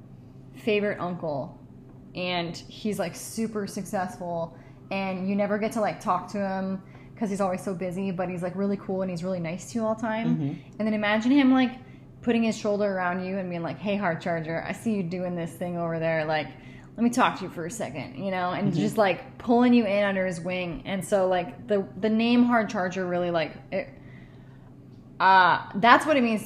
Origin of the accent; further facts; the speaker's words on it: Seattle, Washington, United States; moved away; I'm originally from Seattle